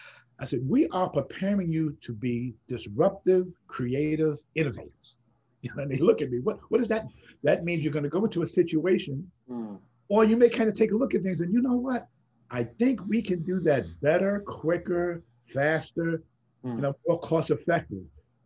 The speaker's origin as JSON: {"language": "English", "town": "Bronx", "region": "New York", "country": "United States", "said": "if I can do this and I'm from the Bronx, you can"}